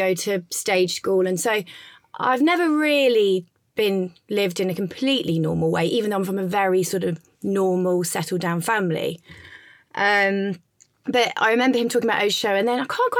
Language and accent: English; Leicester, East Midlands, United Kingdom; now in London, United Kingdom; I'm not from London. I'm originally from Leicester, from the middle of England, but I live in Notting Hill